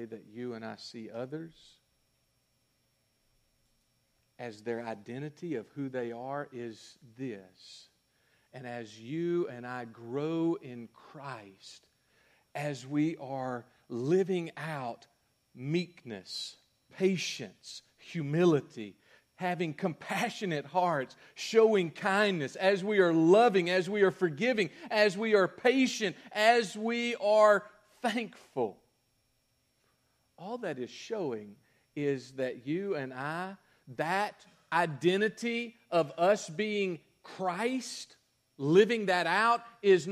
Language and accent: English; United States; I'm an American